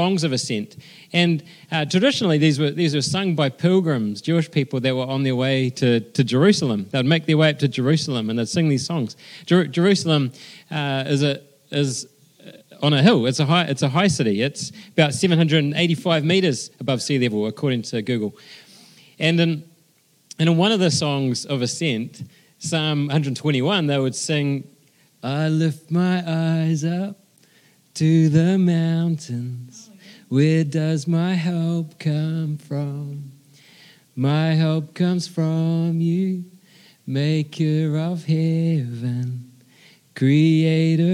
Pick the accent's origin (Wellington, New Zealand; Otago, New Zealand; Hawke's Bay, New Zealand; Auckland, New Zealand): Wellington, New Zealand; also born or lived in Christchurch; born and bred in Wellington